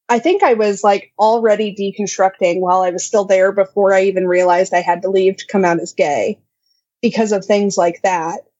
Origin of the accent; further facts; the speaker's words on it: Midwest, United States; I'm such a Midwesterner.